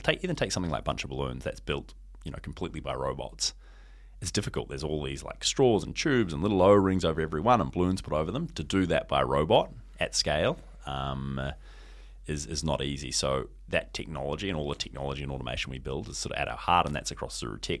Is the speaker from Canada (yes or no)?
no; New Zealand; now in Hong Kong; I came home from Hong Kong to New Zealand